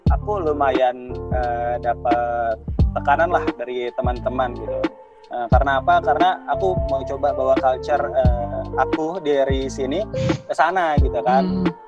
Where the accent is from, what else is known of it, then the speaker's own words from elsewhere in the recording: Java, Indonesia; Kalau aku dulu uh, lumayan struggle ya, uh, terutama aku nih dari Jawa, uh